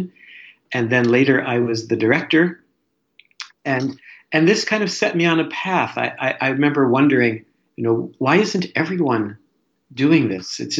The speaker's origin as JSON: {"language": "English", "region": "New Jersey", "country": "United States", "tie": "born or raised there", "said": "I'm a New Jersey boy"}